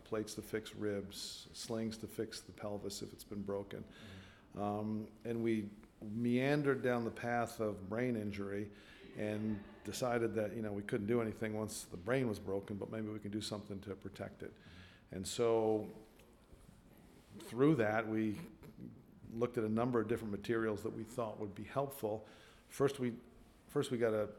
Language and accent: English; Long Island, New York, United States; also born or lived in Iowa; now in Portland, United States; I was born and raised in Long Island